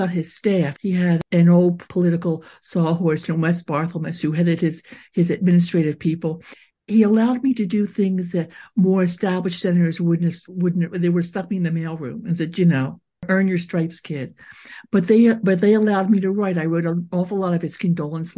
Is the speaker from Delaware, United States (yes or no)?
yes; Wilmington, Delaware, United States; Both my parents were very much involved in the Jewish community in Delaware, where I grew up in Wilmington